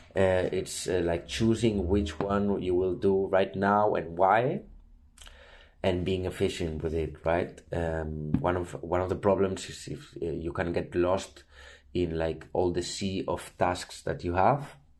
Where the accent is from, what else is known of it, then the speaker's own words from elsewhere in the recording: Barcelona, Catalonia, Spain; I'm from Barcelona